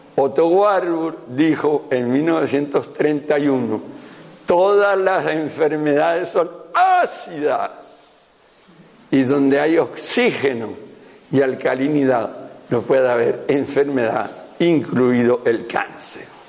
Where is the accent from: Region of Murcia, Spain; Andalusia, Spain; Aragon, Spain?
Aragon, Spain; right bank of the Ebro; yo soy aragonés, yo soy de la ribera derecha del Ebro